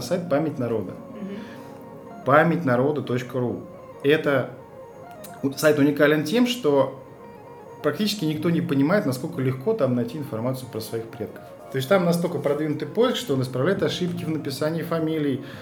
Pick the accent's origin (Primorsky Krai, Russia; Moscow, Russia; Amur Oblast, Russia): Moscow, Russia; Я сам же москвич